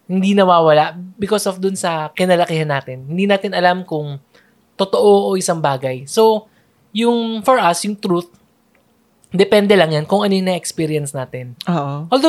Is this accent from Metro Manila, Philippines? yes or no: yes; Manila, Metro Manila, Philippines; also born or lived in Cavite; dati, taga Manila kami, and now lumipat na sa Cavite.